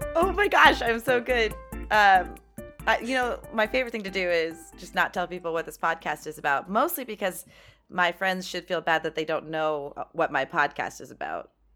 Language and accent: English; San Fernando Valley, California, United States; I call that my hometown